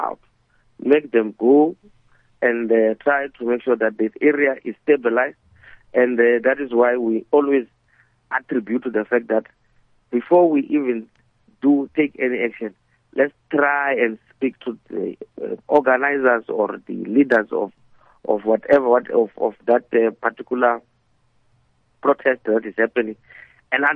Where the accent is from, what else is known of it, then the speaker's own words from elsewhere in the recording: South Africa; as a South African